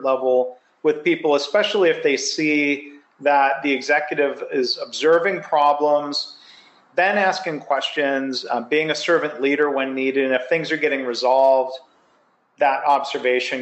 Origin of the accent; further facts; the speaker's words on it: Michigan, United States; also born or lived in Ohio; now in Texas, United States; I was born in Ohio, raised in Michigan, got to Texas as soon as I could.